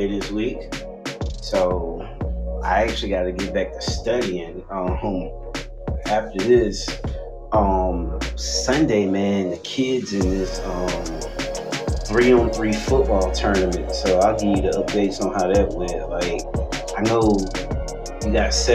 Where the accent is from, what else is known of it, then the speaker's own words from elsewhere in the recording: United States; how we grew up in America